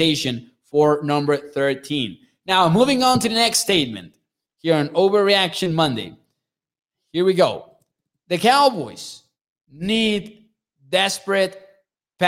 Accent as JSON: {"language": "English", "region": "Chihuahua", "country": "Mexico", "tie": "born or raised there", "said": "my state"}